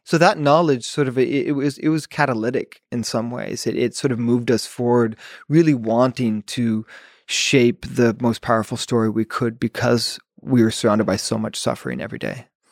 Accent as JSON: {"language": "English", "country": "United States", "said": "as an American sitting here in the U S"}